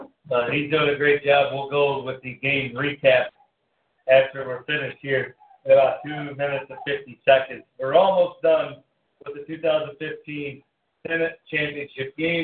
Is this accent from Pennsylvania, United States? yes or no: no; West Virginia, United States; I'm from West Virginia